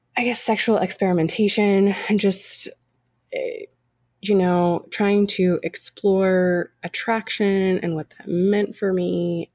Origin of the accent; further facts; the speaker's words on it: California, United States; I grew up in California, uh, you know, granddaughter of immigrants